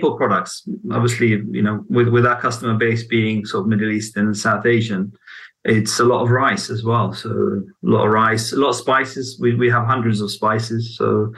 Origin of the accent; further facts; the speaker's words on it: Baghdad, Baghdad Governorate, Iraq; I was born in Baghdad as well